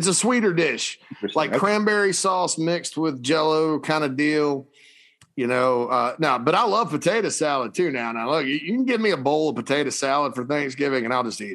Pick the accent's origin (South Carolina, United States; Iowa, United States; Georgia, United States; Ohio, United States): South Carolina, United States; Spartanburg; I grew up in Spartanburg, and you know, the upstate is somewhat multicultural